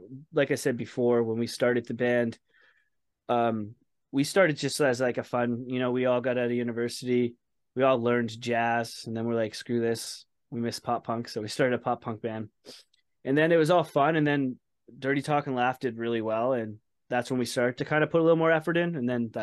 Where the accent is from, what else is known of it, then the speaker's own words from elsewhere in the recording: Saint John, New Brunswick, Canada; also born or lived in Edmonton, Alberta; I ended up moving from Edmonton, Alberta back home. I'm from St. John, New Brunswick.